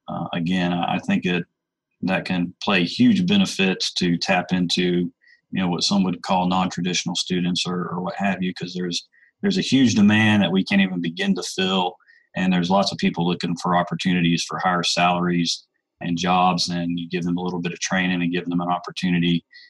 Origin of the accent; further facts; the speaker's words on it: Atlanta, Georgia, United States; I grew up in the Atlanta metro area